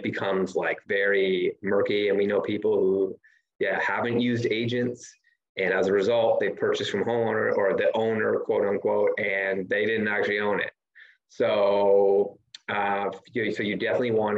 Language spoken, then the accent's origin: English; Canada; moved away as an adult; also born or lived in Ontario, Canada; now in Belize; I'm Canadian